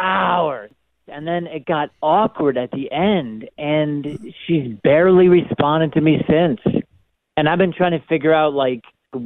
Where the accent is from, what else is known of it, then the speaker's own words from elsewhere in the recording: Buffalo, New York, United States; moved away as an adult; I'm from Buffalo. I just moved here.